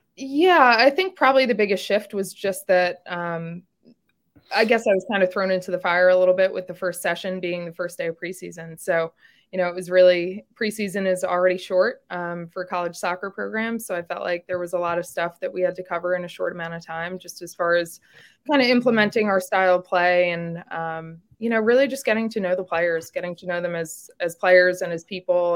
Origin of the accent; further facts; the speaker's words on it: New York, United States; moved away as an adult; also born or lived in the South; now in Little Rock, United States; I was born and raised in New York